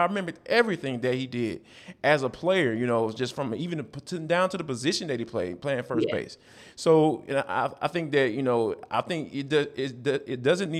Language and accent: English; Atlanta, Georgia, United States; growing up in Atlanta